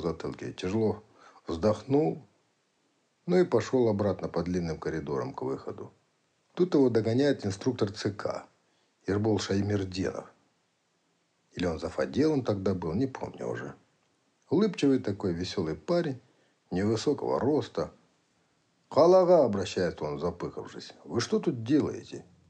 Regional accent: Kazakhstan; Прислали к нам из центра в Казахстан

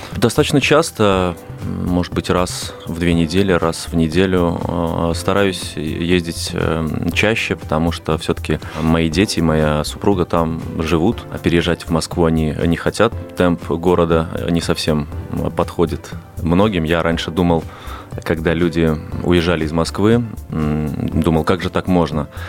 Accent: Minsk, Belarus; moved away as an adult; now in Moscow, Russia; Я родился банально в Минске, э, вот, э, практически в самом центре города, и до 22 лет э, жил там

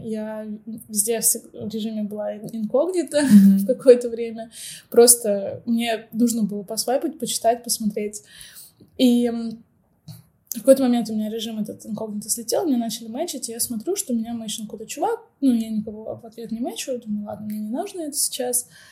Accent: Novosibirsk, Novosibirsk Oblast, Russia; moved away as an adult; now in Turkey; я сама из Новосибирска, вернулась домой

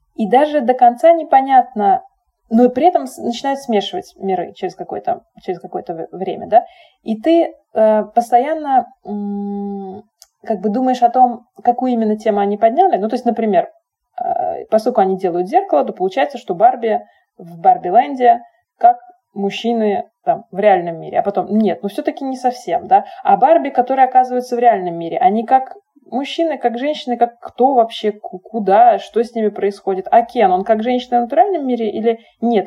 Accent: Saint Petersburg, Russia; мы росли, значит, в Питере, там, родились в Советском Союзе

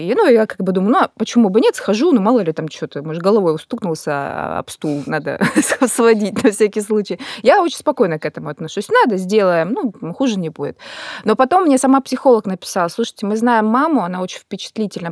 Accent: Kazan, Tatarstan, Russia; also born or lived in Moscow / Sochi; now in Krasnodar Krai, Russia; сама из Казани

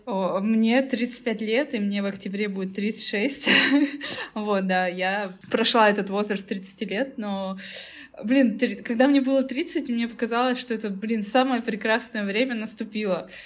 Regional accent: Tyumen, Tyumen Oblast, Russia; прекрасно жить в своей Тюмени, я из Тюмени.

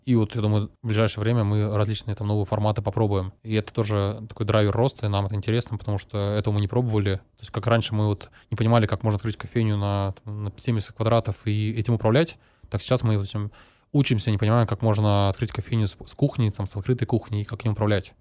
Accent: Novosibirsk, Novosibirsk Oblast, Russia; нашем в родном городе Новосибирске

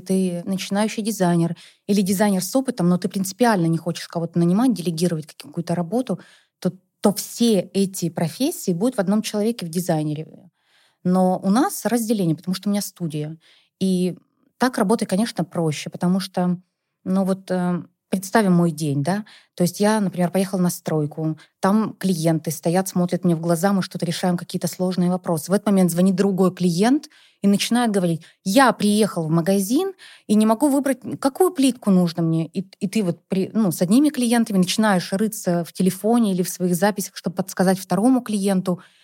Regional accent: Perm Krai, Russia; now in Moscow, Russia; я, на самом деле, не из Перми, а вообще из области

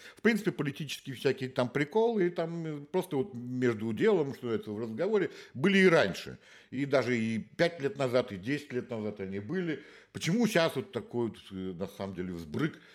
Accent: Saint Petersburg, Russia; moved away; я же из Питера

